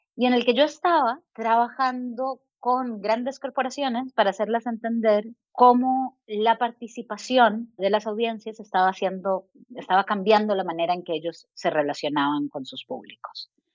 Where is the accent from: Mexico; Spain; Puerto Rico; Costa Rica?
Costa Rica; moved away as an adult; also born or lived in United States / Chile; Soy costarricense, mi familia es chilena